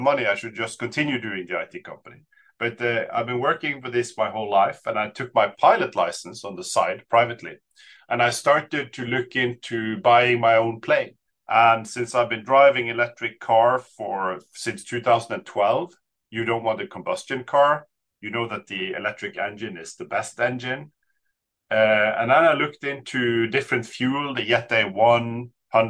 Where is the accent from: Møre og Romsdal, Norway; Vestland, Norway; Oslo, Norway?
Vestland, Norway; Bergen; I grew up in Bergen, Sandviken